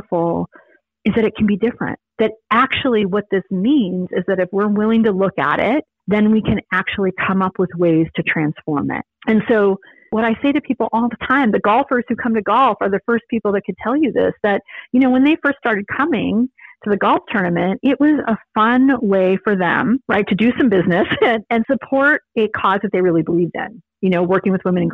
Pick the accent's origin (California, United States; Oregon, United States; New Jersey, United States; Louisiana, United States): California, United States; San Diego; I grew up in San Diego